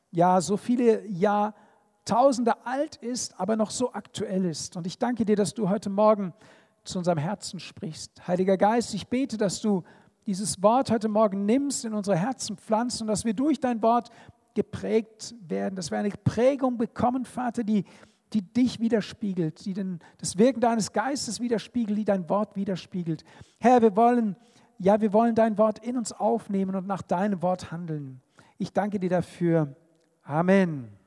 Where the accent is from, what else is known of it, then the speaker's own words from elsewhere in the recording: Israel; Und natürlich komme ich aus Israel und bin natürlich auch geprägt von den Eindrücken